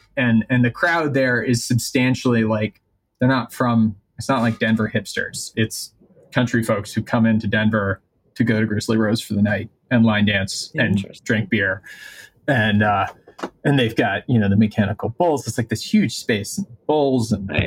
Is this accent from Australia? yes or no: yes; Perth, Western Australia, Australia; moved away as an adult; now in United States; my hometown in Perth.